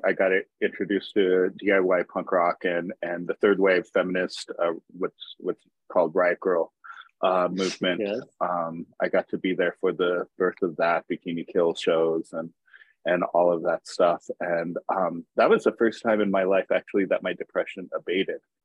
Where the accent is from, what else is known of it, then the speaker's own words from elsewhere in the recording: United States; moved away as an adult; also born or lived in Tacoma, Washington; now in Seattle, United States; I grew up in uh, the desert, actually, in the Mojave Desert